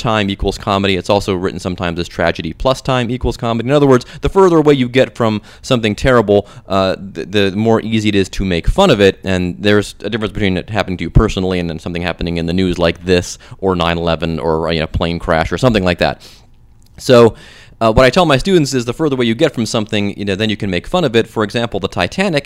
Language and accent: English; Cleveland, Ohio, United States; now in Cincinnati, United States; I'm from there